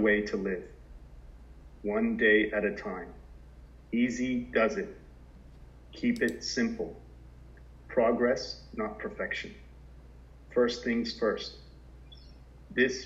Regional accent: Southern Florida, United States; now in Sydney, Australia; growing up in Southern Florida in the late 70s

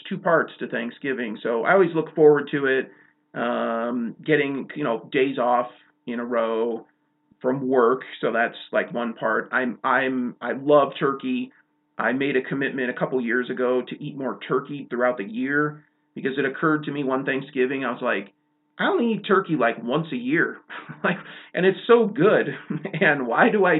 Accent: Chicago, Illinois, United States; now in Montana, United States; growing up in Chicago

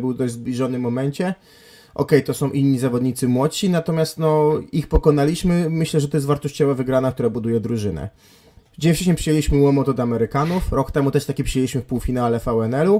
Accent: Gdańsk, Pomeranian Voivodeship, Poland; w moich rodzinnych stronach

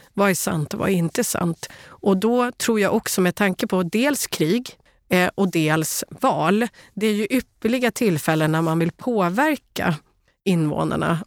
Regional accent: Sweden; Som svensk

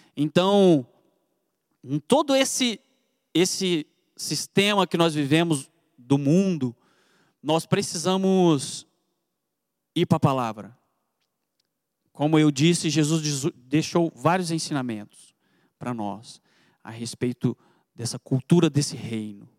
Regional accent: Goiânia, Goiás, Brazil; accent: goiano; moved away as an adult; now in Piracicaba, Brazil; Você está vendo esse sotaque de goiano aqui? Eu vim lá de Goiânia, já tem dois anos e pouquinho que eu estou aqui em Piracicaba

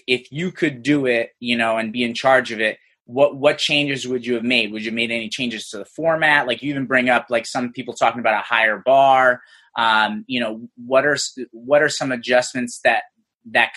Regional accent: Serbia; moved away; my ethnic background, I'm Serbian. I was born in Serbia

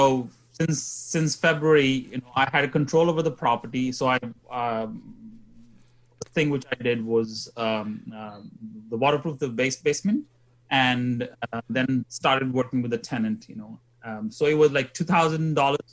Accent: India; moved away as an adult; also born or lived in England / Sheffield; now in Canada; I was born in India, and then I degree in chemical engineering, and then I moved to England to do my further education

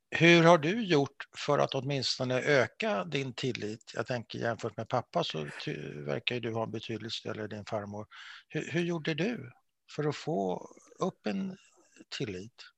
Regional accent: Sweden; för mig som svensk

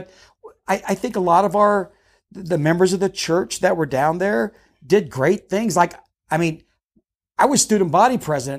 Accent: Charleston, South Carolina, United States; I grew up in South Carolina. I grew up in Charleston. And we were one of the there weren't a lot of Mormon families out there, and our entire family was Mormon.

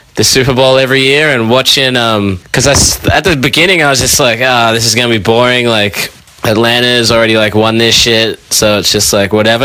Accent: Sydney, New South Wales, Australia; I'm from Sydney

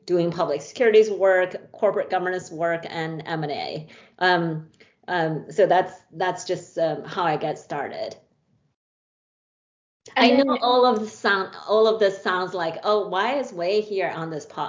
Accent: China; moved away as an adult; now in United States; I grew up in a small town, small city in China

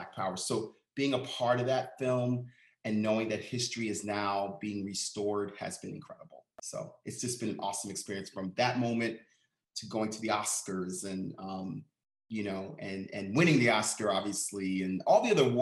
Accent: New York City, New York, United States; I was born and raised in Harlem

